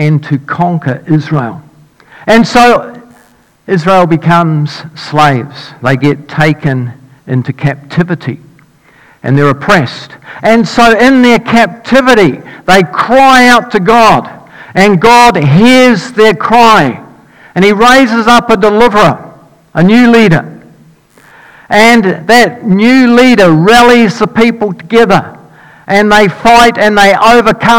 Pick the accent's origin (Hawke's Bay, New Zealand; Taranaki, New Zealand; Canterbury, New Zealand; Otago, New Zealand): Otago, New Zealand; Dunedin; moved away as an adult; when I grew up in Dunedin, I lived there for 19 years.